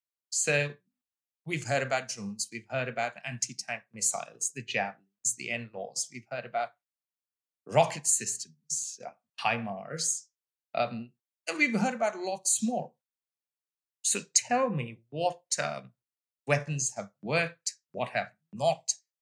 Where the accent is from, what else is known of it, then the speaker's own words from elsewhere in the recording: India; I'm Indian, of course